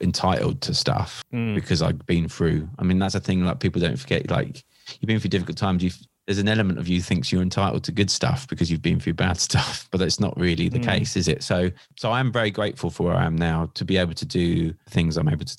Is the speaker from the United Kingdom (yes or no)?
yes; Seaford, South East England, United Kingdom; I'm born and bred in East Sussex. I live in a little town called Seaford